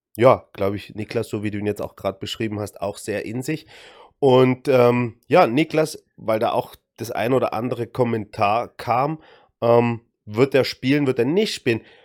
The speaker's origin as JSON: {"language": "German", "town": "Dresden", "region": "Saxony", "country": "Germany", "tie": "born or raised there", "said": "aus meiner Heimatstadt, aus Dresden"}